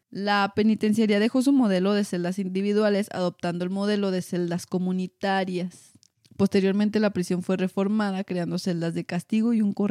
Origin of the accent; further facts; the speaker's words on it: United States; Spanish is a second language; Ay, perdón, es que soy gringa.